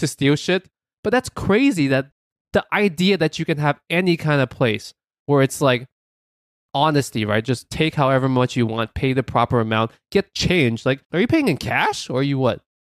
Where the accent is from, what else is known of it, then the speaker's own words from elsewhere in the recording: New York City, New York, United States; we're from New York City